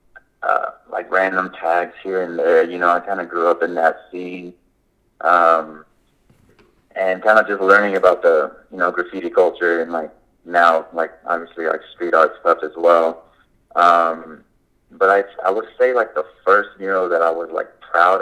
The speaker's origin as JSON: {"language": "English", "town": "Kansas City", "region": "Kansas", "country": "United States", "tie": "born or raised there", "said": "I'm actually originally born and raised out in Kansas City, Kansas. I'm originally from Wyandotte."}